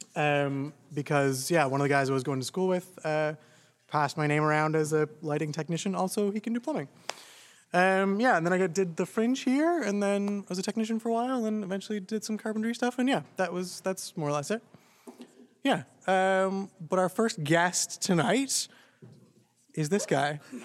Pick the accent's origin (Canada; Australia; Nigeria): Canada; Toronto, Ontario; I grew up in Scarborough